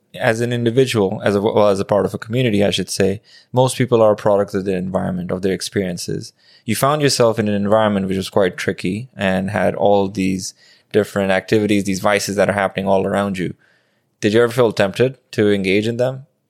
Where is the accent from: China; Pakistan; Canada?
Pakistan; I grew up in Pakistan